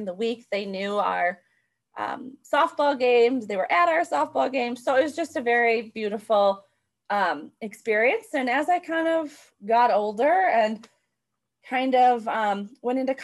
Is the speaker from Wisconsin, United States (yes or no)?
yes; Chippewa Falls, Wisconsin, United States; I grew up in Chippewa Falls, Wisconsin